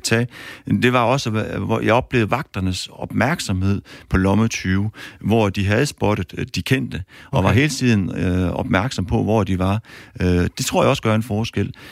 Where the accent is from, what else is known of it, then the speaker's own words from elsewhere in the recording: Aarhus, Central Denmark Region, Denmark; jeg kommer fra Aarhus af